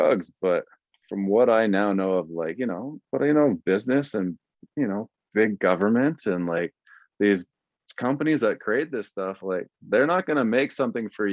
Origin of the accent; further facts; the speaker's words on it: Vancouver, British Columbia, Canada; also born or lived in Midland, Texas / Iowa / Shreveport, Louisiana; I'm a Canadian kid. I'm up in Vancouver, like a tall white boy from Canada